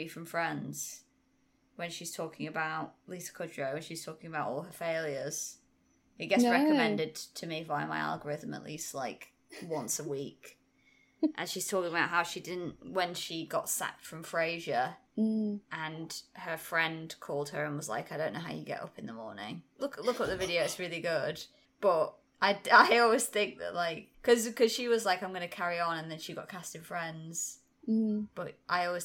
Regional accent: United Kingdom; being British

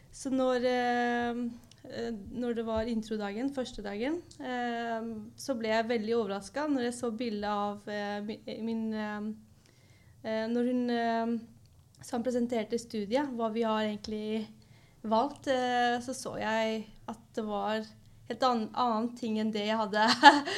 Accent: Oslo, Norway; er også fra Oslo

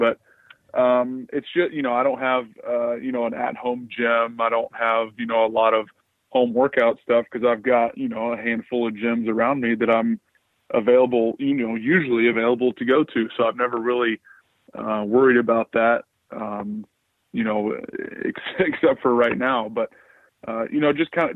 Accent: Atlanta, Georgia, United States; grew up here in Atlanta, mostly on the north side of the city in Alpharetta

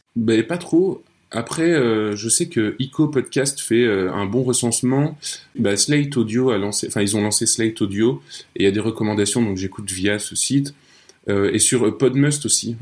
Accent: Nancy, Grand Est, France; now in Brussels, Belgium; je suis un Français de Nancy, installé à Bruxelles

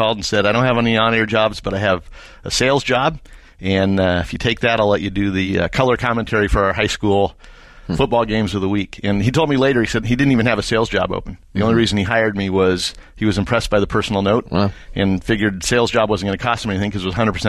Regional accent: Oroville, California, United States; Born and raised in California. Never lived in one city more than about 4 years until after graduating college. But the town I consider my hometown is a small Northern California town called Oroville.

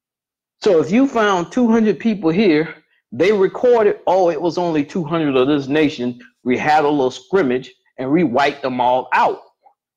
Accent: Edgefield, South Carolina, United States; I'm from the Edgefield area as well

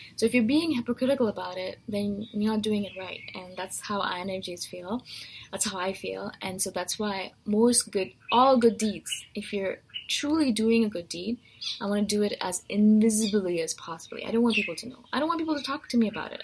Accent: India; I'm Indian

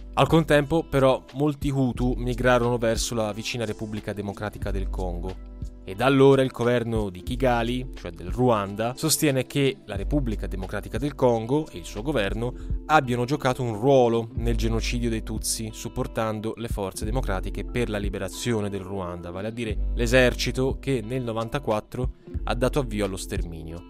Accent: Italy; dalle nostre parti in Italia

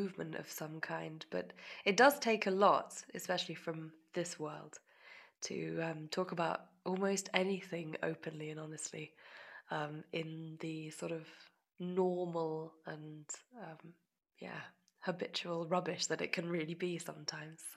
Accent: near the Menuhin School, South East England, United Kingdom; grew up in England. I grew up very close to the Menuhin School

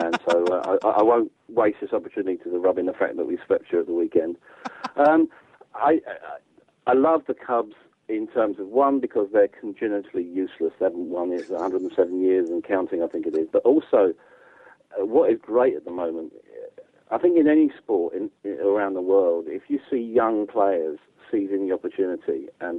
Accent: England, United Kingdom; as an English guy

